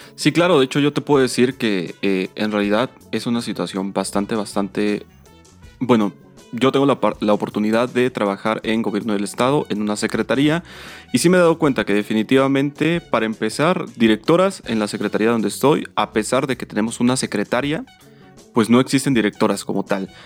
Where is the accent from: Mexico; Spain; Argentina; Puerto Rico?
Mexico; como mexicanos